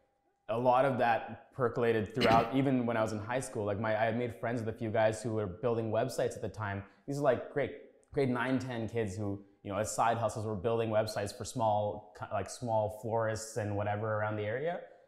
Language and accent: English; Scarborough, Ontario, Canada; also born or lived in Sri Lanka / Waterloo; I grew up in Scarborough, yeah. I mean, so I was born in Sri Lanka. My family came here in 93. Mm. We lived in Tuxedo Court, Marco and Ellesmere, family of eight. That's kind of where I grew up there.